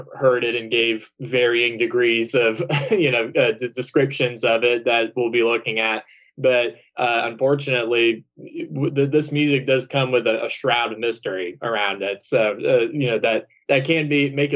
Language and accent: English; Georgia, United States; I'm from the South. I mean, I'm from Georgia